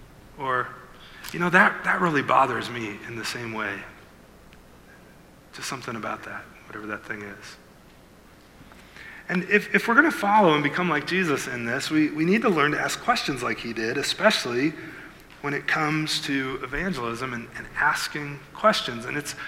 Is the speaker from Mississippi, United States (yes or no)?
no; Iowa, United States; now in Milford, United States; I live in Milford, but I grew up in Iowa.